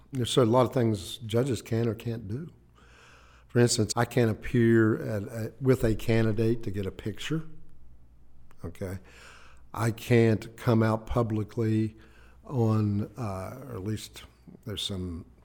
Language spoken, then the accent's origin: English; Ivydale, West Virginia, United States; also born or lived in Braxton County, West Virginia; I was born in Braxton County, raised in Ivydale, Clay County